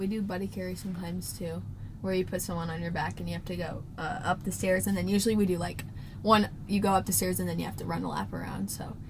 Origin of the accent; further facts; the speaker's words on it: Iowa, United States; growing up in Iowa